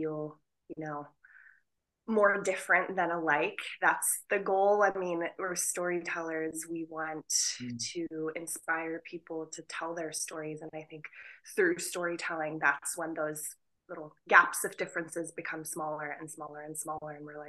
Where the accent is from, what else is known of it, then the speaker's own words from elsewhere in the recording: Pakistan; a Pakistani woman